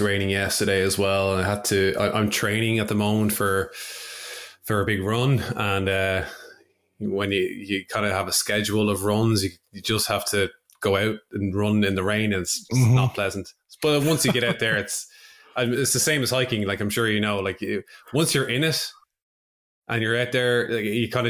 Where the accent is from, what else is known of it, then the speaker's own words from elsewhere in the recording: Dublin, Leinster, Ireland; I'm from Dublin in Ireland.